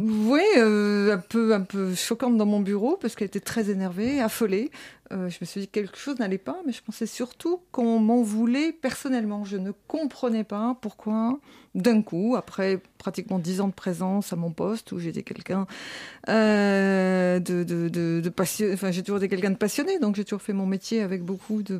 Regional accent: France; nous sommes français

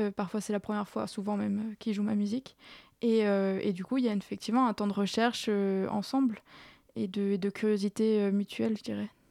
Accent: Strasbourg, Grand Est, France; moved away as an adult; je suis née à Strasbourg et j'y suis restée jusqu'à jusqu'à la fin de mon master

